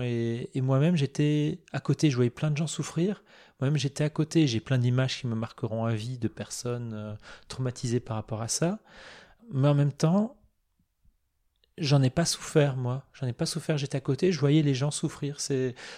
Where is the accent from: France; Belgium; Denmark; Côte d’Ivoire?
France; Moselle, Grand Est; Je suis né en Moselle, euh, dans un proche, une région proche de l'Allemagne